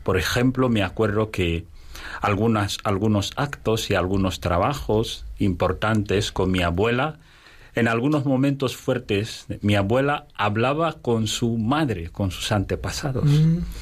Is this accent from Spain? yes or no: no; Equatorial Guinea; en mi país también, en Guinea Ecuatorial